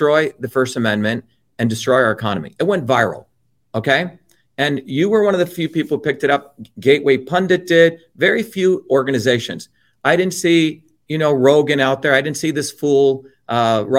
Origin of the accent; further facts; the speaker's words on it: India; now in New Jersey, United States; when I grew up in India, we were the lower caste Indians